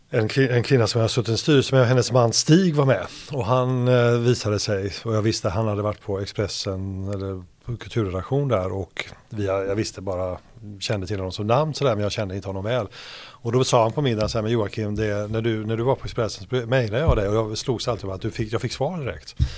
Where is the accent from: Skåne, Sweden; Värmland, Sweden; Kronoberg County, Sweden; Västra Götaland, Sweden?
Västra Götaland, Sweden; Hindås; moved away; also born or lived in Gothenburg; Och i närheten där är jag född och sen är jag uppvuxen på den, på den platsen